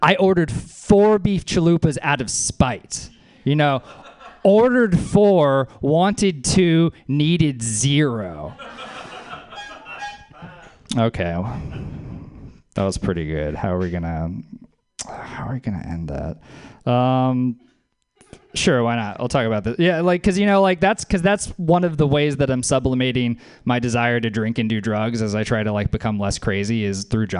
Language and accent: English; New Orleans, Louisiana, United States; That's my hometown